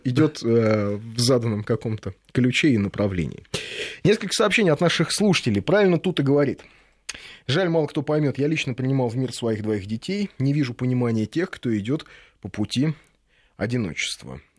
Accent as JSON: {"language": "Russian", "region": "Moscow", "country": "Russia", "tie": "born or raised there", "said": "нормальный такой рабочий район, окраины Москвы"}